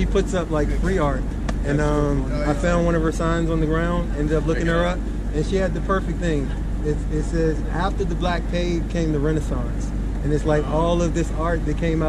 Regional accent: outside Richmond, Virginia, United States; I grew up outside of Richmond, Virginia

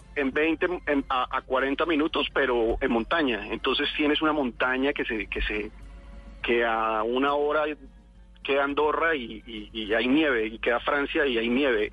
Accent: Colombia; moved away as an adult; now in Spain

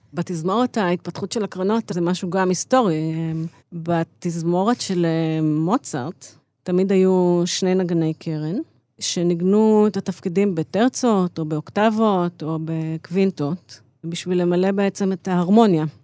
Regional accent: Israel; also born or lived in Chicago; אני באתי מהארץ

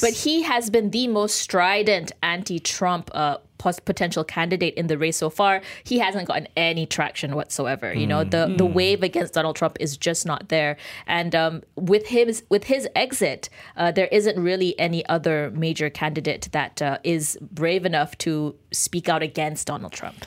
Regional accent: Malaysia; we're grateful to be Malaysian

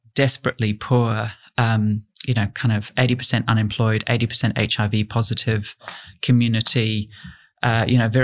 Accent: Yorkshire and the Humber, United Kingdom; now in Australia; I grew up in Yorkshire in England.

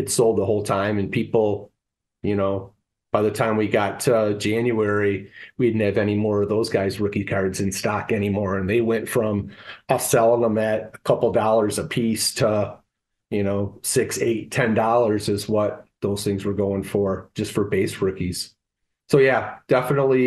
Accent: Detroit, Michigan, United States; I grew up in the Detroit area

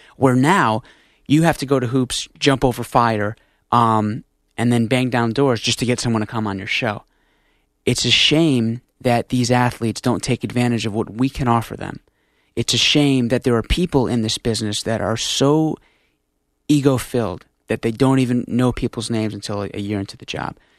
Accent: Stamford, Connecticut, United States; we're from Stanford

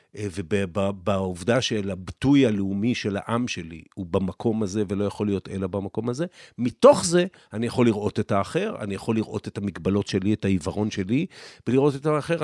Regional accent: Israel; אני גדלתי פה, אני נולדתי לפני מלחמת ששת הימים, גדלתי במדינה שהיא הייתה קטנה

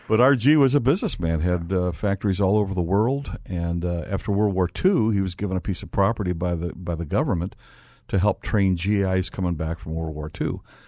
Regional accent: Gary, Indiana, United States; I was born in Gary, Indiana

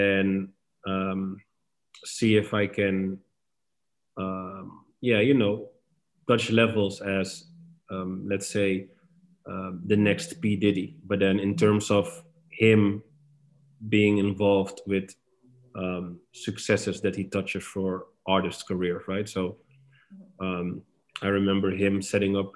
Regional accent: Amsterdam, North Holland, Netherlands; moved away as an adult; now in Istanbul, Turkey; I'm born and raised in Amsterdam

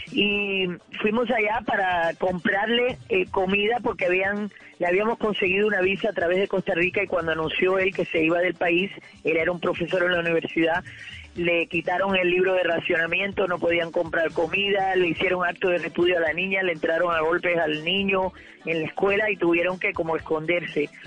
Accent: Cuba; moved away; mi cultura, la que ya no existe, la que ha cambiado ya, la Cuba de antaños

